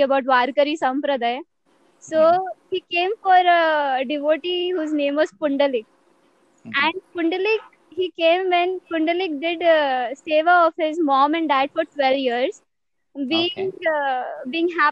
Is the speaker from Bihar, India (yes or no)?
no; Mumbai, Maharashtra, India; also born or lived in Pune; I come from Mumbai